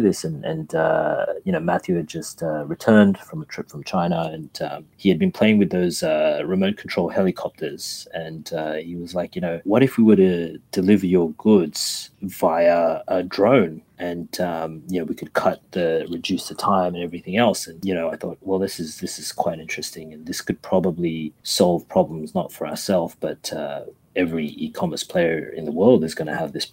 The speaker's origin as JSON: {"language": "English", "country": "Australia", "said": "we're here from Australia."}